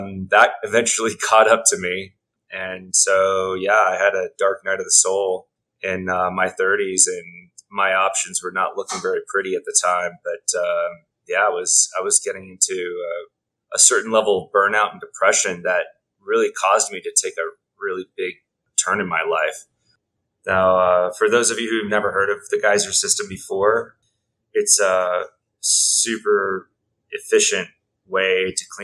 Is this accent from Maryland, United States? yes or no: no; Texas, United States; moved away; also born or lived in Australia; Grew up primarily in Texas